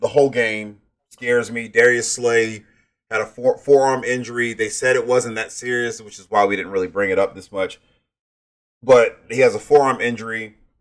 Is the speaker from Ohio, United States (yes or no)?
no; Georgia, United States; I'm from Georgia